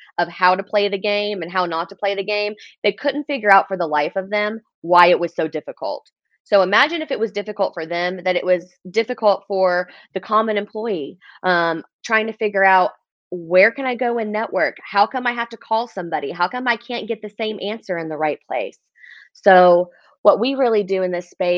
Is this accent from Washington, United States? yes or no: no; Oklahoma City, Oklahoma, United States; born and raised in Oklahoma City, Oklahoma